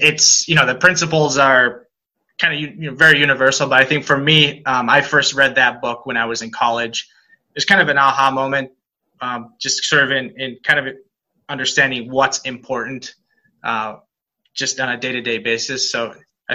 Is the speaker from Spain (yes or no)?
yes; Spain; now in United States; I'm actually born and raised in Spain. Been in the US for most of my life now